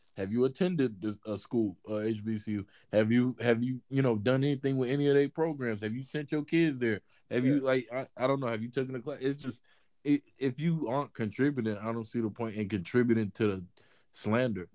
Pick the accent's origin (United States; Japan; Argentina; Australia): United States; Mississippi; I'm from Mississippi